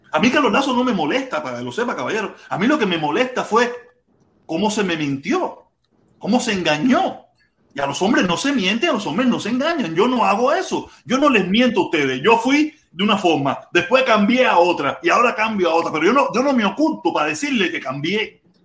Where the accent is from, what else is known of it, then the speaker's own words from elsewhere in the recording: Cuba; moved away; me fui de Cuba porque yo quería tener popi, pitusa, cadena de oro